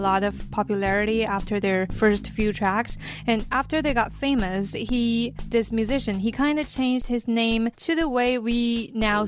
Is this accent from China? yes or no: yes; Beijing, China; I was born in Xuanwu District.